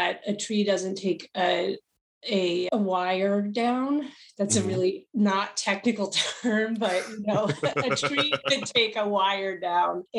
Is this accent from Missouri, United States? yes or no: no; New York City, New York, United States; moved away as an adult; also born or lived in California; I come from New York City, so my initial geography was very much shaped by concrete